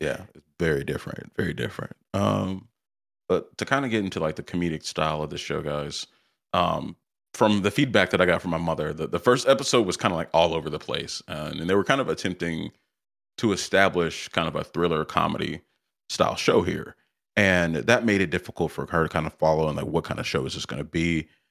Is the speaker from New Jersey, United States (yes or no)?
no; South Carolina, United States; I was born and raised in South Carolina, the, the, the buckle of the Bible Belt